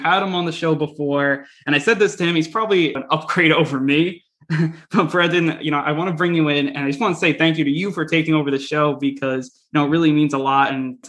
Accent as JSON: {"language": "English", "region": "New York", "country": "United States", "said": "I'm from New York"}